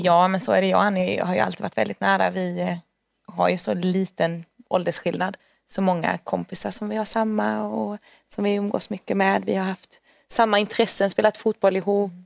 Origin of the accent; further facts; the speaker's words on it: Värnamo, Jönköping County, Sweden; moved away as an adult; now in Stockholm, Sweden; Så Småland, där jag kommer ifrån